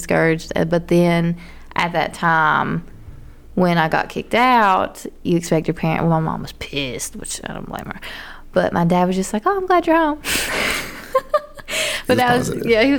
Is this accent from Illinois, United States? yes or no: no; near Pikeville, Kentucky, United States; moved away as an adult; also born or lived in Lexington, Kentucky / Georgia; I was in Pikeville and I had to go back home, which is like 45 minutes away, but still in the middle of fucking nowhere.